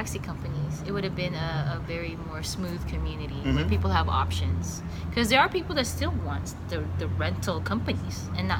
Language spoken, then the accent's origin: English; Philippines; now in San Diego, United States; hey, I'm from the Philippines. So somebody from the Philippines visits San Diego.